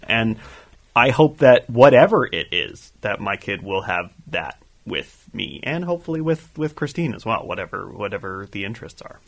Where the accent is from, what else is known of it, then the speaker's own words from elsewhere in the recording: Canada; as a Canadian hockey fan